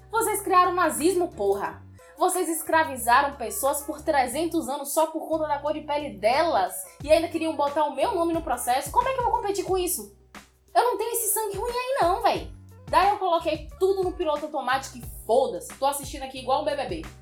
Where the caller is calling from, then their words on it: Feira de Santana, Bahia, Brazil; eu sou aqui do Bahia, mais especificamente de Feira de Santana.